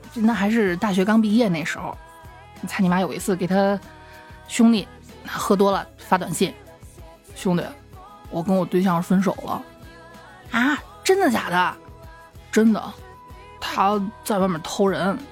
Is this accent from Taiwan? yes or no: no; Xi'an, Shaanxi, China; 我经常去烧香的那个，我们西安这边的大兴善寺